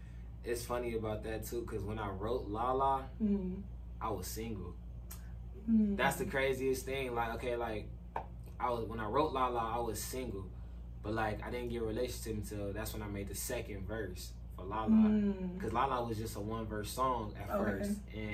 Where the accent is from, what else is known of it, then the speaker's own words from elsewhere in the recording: Victorville, California, United States; also born or lived in Pomona / San Bernardino / Rialto; I'm from Victorville, California.